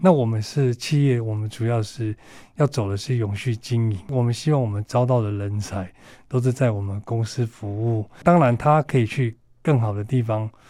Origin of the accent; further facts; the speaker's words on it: northern Taiwan, Taiwan; 我是北部人，所以我比较会在北部参与